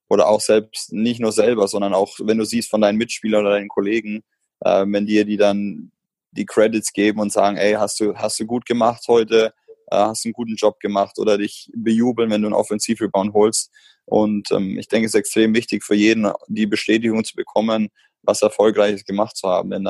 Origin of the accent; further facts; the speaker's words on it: Bamberg, Bavaria, Germany; ich komme aus Bamberg und bin da das Jugendkonzept durchlaufen.